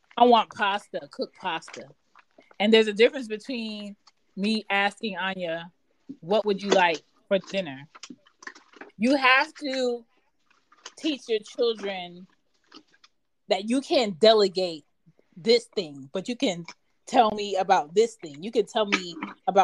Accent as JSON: {"language": "English", "town": "Philadelphia", "region": "Pennsylvania", "country": "United States", "tie": "born or raised there", "moved": "as an adult", "lives_now": "the South, United States", "said": "I'm from Philly"}